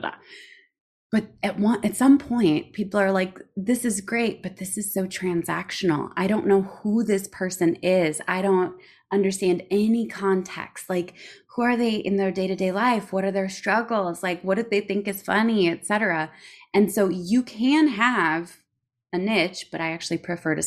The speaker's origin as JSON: {"language": "English", "region": "Minnesota", "country": "United States", "said": "I say niching because I'm from Minnesota"}